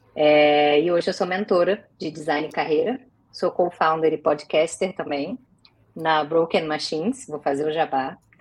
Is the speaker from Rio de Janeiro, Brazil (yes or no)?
yes; Rio de Janeiro, Brazil; Sou carioca